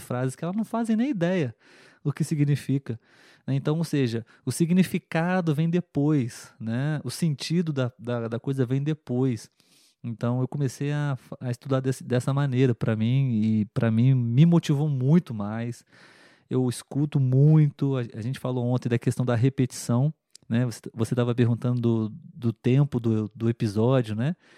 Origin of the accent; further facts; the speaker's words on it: Brazil; Na escola, aqui no Brasil